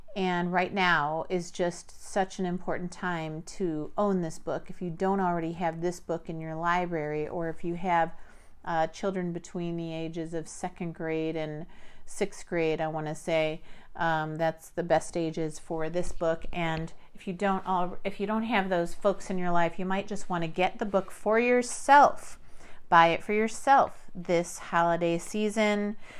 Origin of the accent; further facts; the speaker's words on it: United States; growing up in America